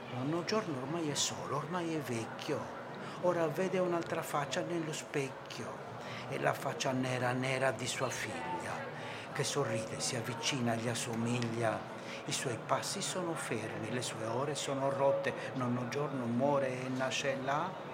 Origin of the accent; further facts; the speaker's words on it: Sardinia, Italy; io sono sardo